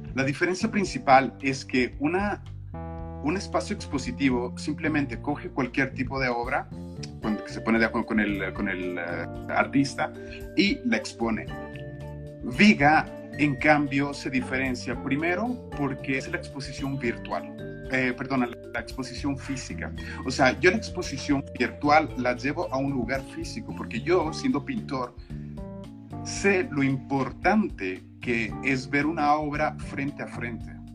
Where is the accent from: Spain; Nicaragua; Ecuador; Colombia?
Ecuador; moved away; soy ecuatoriano, o sea, las raíces son estas